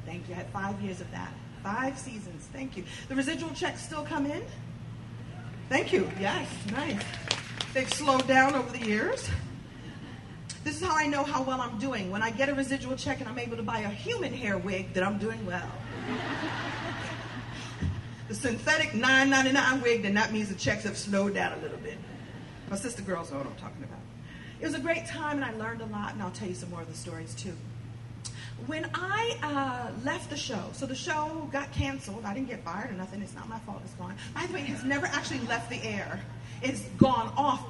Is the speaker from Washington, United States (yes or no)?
no; New York City, New York, United States; I'm a girl from Brooklyn